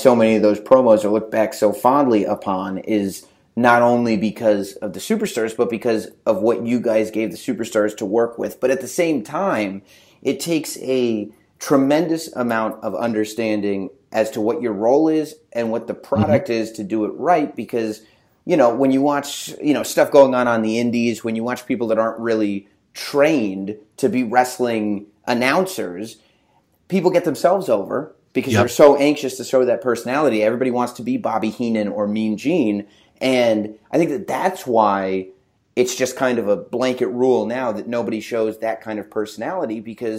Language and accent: English; England, United Kingdom; So I grew up in England for kind of the formative.